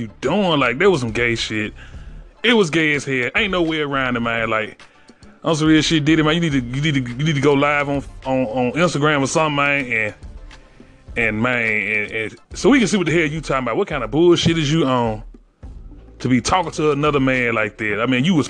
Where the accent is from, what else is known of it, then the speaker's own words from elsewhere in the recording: Memphis, Tennessee, United States; I am from Memphis, Tennessee.